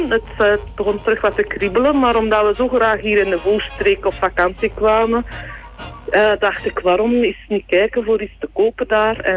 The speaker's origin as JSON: {"language": "Dutch", "area": "Waasland", "region": "Flanders", "country": "Belgium", "tie": "born or raised there", "also_born_or_lived": "Rupelmonde", "moved": "as an adult", "lives_now": "Voeren, Belgium", "said": "ik ben niet van Voeren. Ik ben afkomstig uit het Waasland. dat ligt iets voorbij Antwerpen. Ja, ja. Ehm, ik ben daar ook geboren en getogen eigenlijk. Eh, dus ik ben van 1974."}